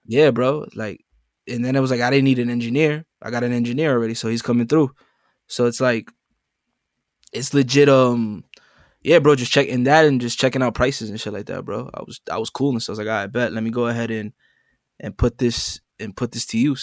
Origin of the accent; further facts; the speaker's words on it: New York City, New York, United States; coming straight out the Boogie Down Bronx, New York City.